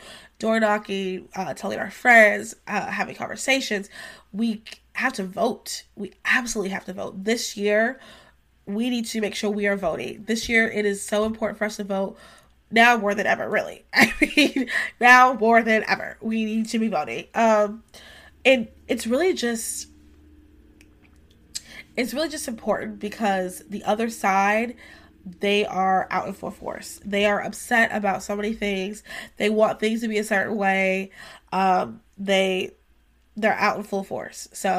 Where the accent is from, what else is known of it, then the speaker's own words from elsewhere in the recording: North Carolina, United States; we're going to be focusing a lot on North Carolina because we're both from North Carolina, Victoria and I.